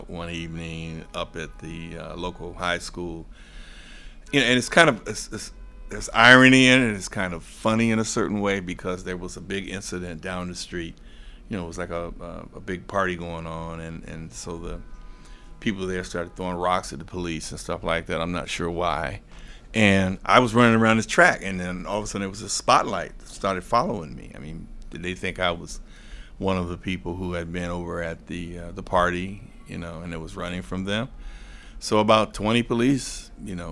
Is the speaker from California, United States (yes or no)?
yes; San Diego, California, United States; also born or lived in Hawaii; I'm originally from, born in Hawaii, grew up in California. I'm a Navy brat. My father was in the Navy. So I grew up in San Diego, California